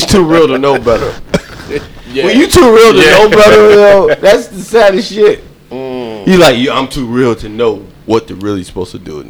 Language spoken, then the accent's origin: English; Louisville, Kentucky, United States; now in Baltimore, United States; I'm from Louisville, Kentucky.